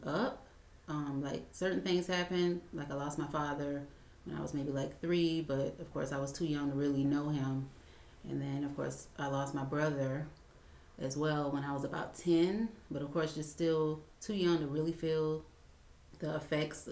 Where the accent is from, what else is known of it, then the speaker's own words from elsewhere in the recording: Savannah, Georgia, United States; I was born and raised in Savannah